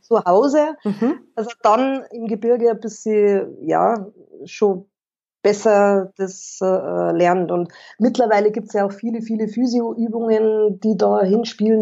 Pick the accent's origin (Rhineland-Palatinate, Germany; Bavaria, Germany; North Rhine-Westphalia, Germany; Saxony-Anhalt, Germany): Bavaria, Germany; Burghausen; ich bin aus Burghausen.